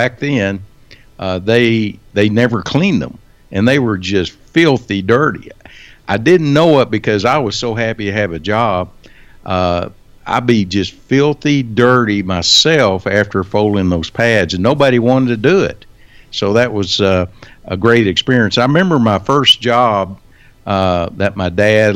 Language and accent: English; Wichita Falls, Texas, United States; I was born and raised here in Wichita Falls